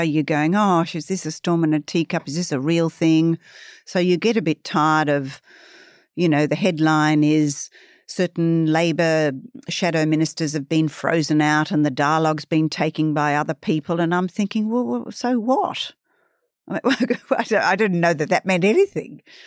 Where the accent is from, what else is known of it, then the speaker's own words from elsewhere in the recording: Sydney, New South Wales, Australia; I grew up on the north shore of Sydney